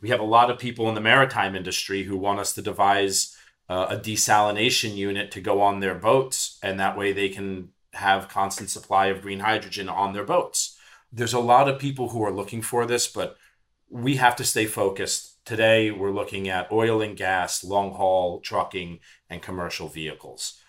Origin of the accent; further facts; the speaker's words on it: New York City, New York, United States; I'm a New York City guy. I was born and bred in Manhattan